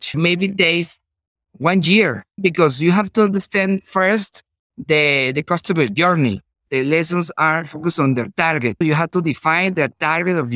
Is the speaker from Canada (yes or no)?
no; Venezuela; English is a second language; I'm from Venezuela. Maybe my English is not perfect in comparison with a native speaker